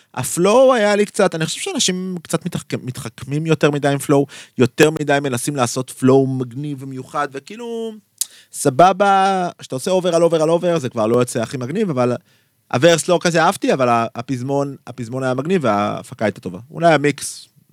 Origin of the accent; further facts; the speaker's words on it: Tel Aviv, Tel Aviv District, Israel; אני ילד מצפון תל אביב